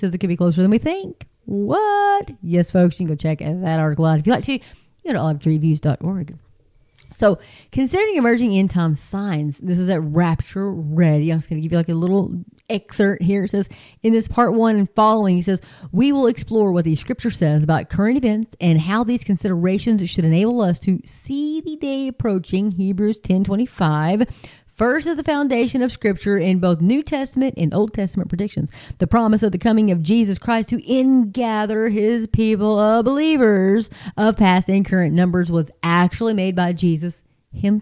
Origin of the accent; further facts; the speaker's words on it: Texas, United States; I'm just a girl from Texas